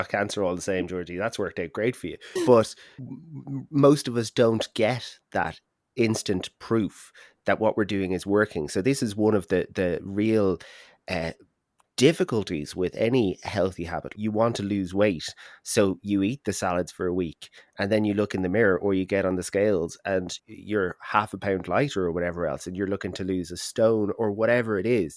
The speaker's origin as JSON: {"language": "English", "country": "Ireland", "said": "as an Irish person"}